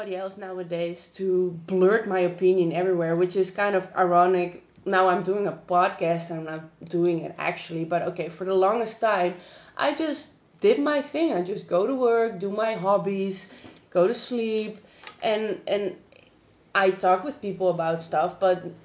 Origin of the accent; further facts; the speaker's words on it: Amsterdam, North Holland, Netherlands; I grew up in Amsterdam, where there are a lot of perverts out in the street